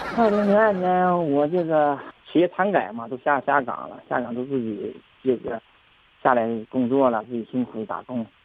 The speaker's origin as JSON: {"language": "Chinese", "town": "Dalian", "region": "Liaoning", "country": "China", "tie": "born or raised there", "said": "我是图腾出长的大连人呢"}